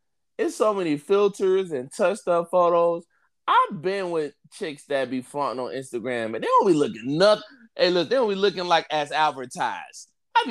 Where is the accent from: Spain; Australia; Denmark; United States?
United States; Detroit, Michigan; you both from the inner city, right? We both you from the North End. I'm from Linwood. We both from like rough parts of Detroit.